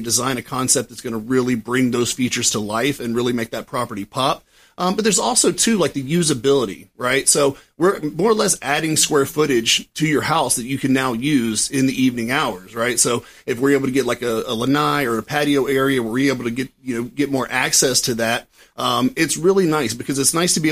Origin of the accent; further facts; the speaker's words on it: Florida, United States; also born or lived in Tallahassee, Florida / Fort Myers, Florida; now in St. Petersburg, United States; born and raised in Florida. I mean, I was born in Tallahassee. That's kind of South Georgia, but I am Florida through and through.